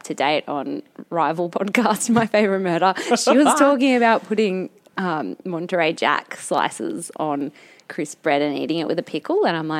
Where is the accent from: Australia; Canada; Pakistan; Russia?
Australia; Newcastle, New South Wales; I'm from Newcastle and pretty basic.